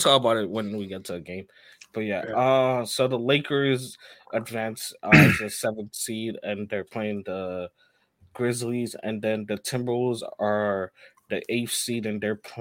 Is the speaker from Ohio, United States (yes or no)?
no; New York City, New York, United States; even as a New Yorker